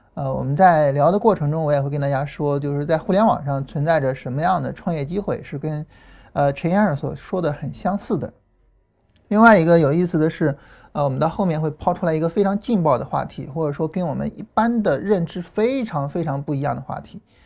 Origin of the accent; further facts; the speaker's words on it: Chaling, Hunan, China; accent: Chaling dialect; Changsha dialect; moved away; also born or lived in Changsha / United States / Heze; 我自己小时候呢，我是在湖南长大的，啊，然后那时候在查令，啊，说查令话。后来到长沙呢，改 开始说长沙话。然后后来去美国开始说英语